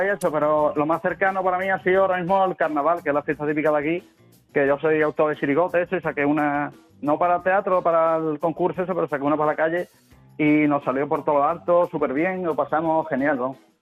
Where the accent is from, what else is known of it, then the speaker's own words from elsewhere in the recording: Cádiz, Andalusia, Spain; Soy de Cádiz